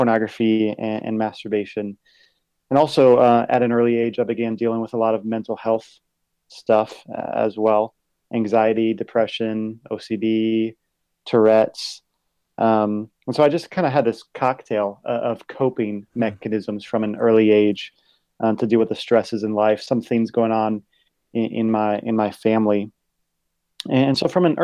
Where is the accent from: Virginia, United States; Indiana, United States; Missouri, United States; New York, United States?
Virginia, United States; Virginia Beach; now in Dallas, United States; I'm originally from Virginia Beach, Virginia